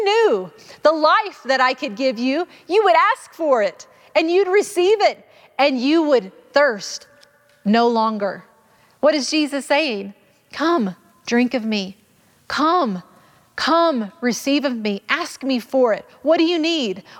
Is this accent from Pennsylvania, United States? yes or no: no; Arkansas, United States; I grew up in Arkansas